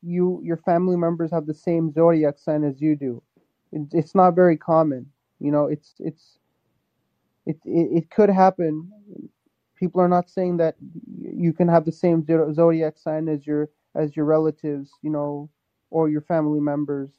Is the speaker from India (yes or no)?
yes; India; I'm Hindu, like that's my like I'm Indian